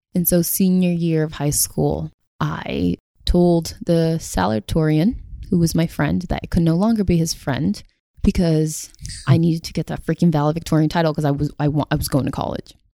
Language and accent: English; Somerville, Massachusetts, United States; I grew up in Somerville, and Somerville is the city right next to Cambridge.